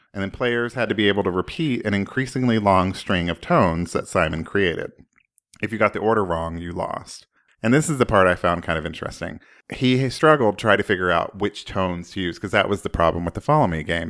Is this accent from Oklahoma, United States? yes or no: yes; Oklahoma, United States; I grew up in Oklahoma